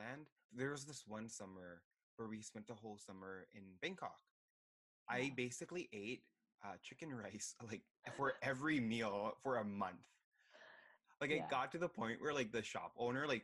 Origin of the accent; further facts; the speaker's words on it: Utah, United States; moved away as an adult; since I grew up in Utah, there were like basically no Thai people